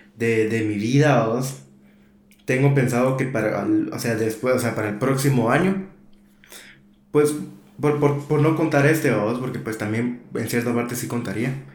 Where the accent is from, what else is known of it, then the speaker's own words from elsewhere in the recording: Guatemala City, Guatemala; moved away; nunca había pasado un año nuevo fuera de... De Guate